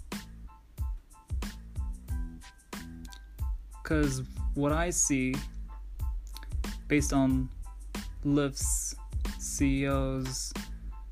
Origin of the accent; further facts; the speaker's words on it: New York City, New York, United States; growing up in New York City